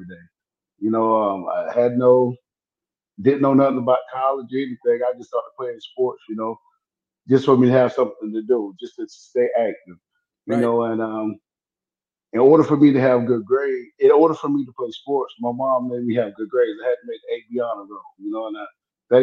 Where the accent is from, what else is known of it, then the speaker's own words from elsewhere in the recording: Lumberton, North Carolina, United States; I moved back to where I'm from. You know, I'm from Robinson County. I moved back to Lumberton